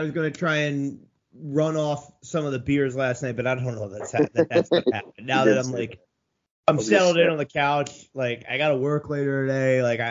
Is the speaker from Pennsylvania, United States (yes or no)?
yes; Philadelphia, Pennsylvania, United States; I grew up in the Philly area, and so I've had my fair share of cheesesteaks